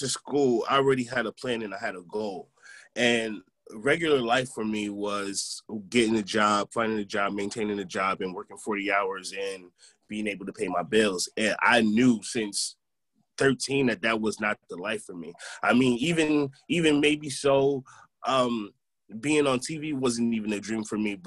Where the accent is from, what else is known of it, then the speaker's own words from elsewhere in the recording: Albany, New York, United States; I'm from Albany originally